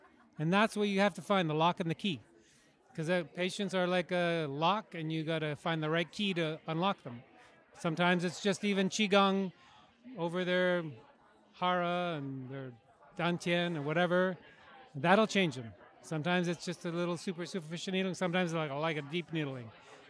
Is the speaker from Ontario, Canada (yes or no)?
no; Vancouver, British Columbia, Canada; I'm from Vancouver, Canada.